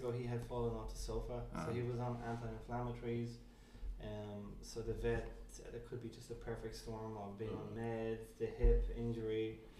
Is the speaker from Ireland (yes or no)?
yes; Dublin, Leinster, Ireland; moved away as an adult; now in Dallas, United States; I come from Ireland, from Dublin. And yeah, been living here in Dallas for 3 years.